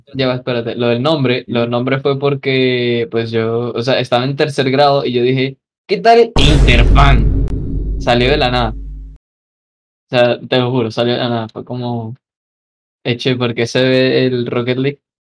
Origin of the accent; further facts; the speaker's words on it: Venezuela; moved away; yo tenía un montón de amigos en, pues, en, allá en Venezuela durante esos, eh, esas épocas